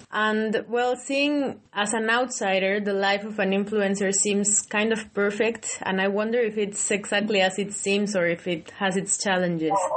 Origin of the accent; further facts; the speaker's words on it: Mexico; now in United Kingdom; I'm from Mexico and I migrated.